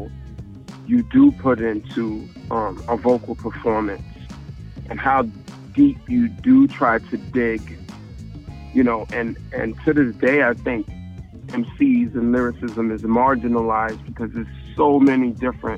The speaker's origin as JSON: {"language": "English", "town": "New York City", "region": "New York", "country": "United States", "said": "we're from South Jamaica, seeing people get shot and murdered and been in the hood"}